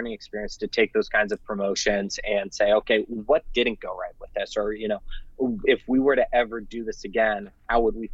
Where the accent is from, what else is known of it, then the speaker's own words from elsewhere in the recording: Bay Area, California, United States; moved away as an adult; now in Fresno, United States; I'm from the Bay Area, moved here to attend Fresno State, and have really taken Fresno to be my home